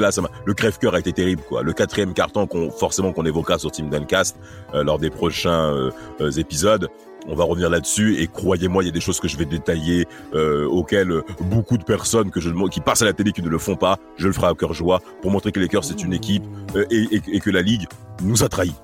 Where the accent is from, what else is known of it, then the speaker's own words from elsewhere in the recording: France; nous on est français